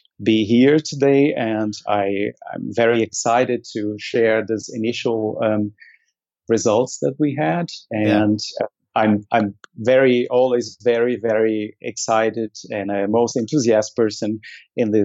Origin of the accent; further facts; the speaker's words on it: Brazil; now in Germany; I am originally from Brazil